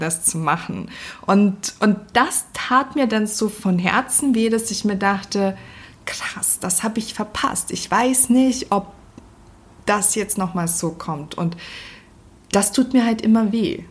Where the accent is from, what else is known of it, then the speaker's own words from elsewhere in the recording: Northern Germany, Germany; als Norddeutsche